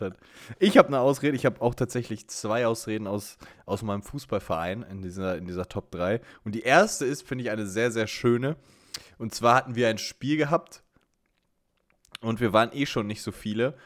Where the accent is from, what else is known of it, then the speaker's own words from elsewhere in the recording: Sauerland, North Rhine-Westphalia, Germany; bei uns im Sauerland